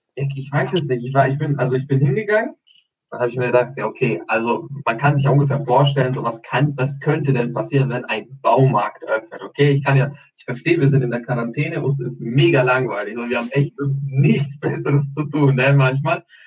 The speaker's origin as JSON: {"language": "German", "country": "Albania", "moved": "yes", "lives_now": "Germany", "said": "Ich komme ja aus, aus Albanien, obviously, Albanien"}